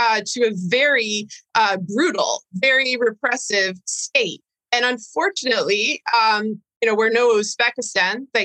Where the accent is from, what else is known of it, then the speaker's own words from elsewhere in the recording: United States; as an American